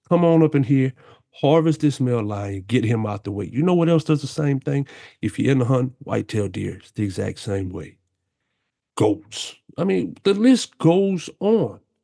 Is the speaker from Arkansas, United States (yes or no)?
no; South Louisiana, United States; I grew up down here in South Louisiana my whole life.